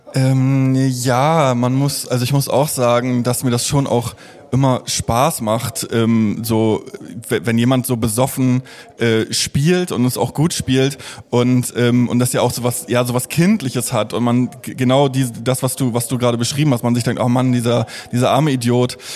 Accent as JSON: {"language": "German", "town": "Stralsund", "region": "Mecklenburg-Vorpommern", "country": "Germany", "tie": "born or raised there", "said": "im Theater äh, Vorpommern in Stralsund, äh, wo ich aufgewachsen bin"}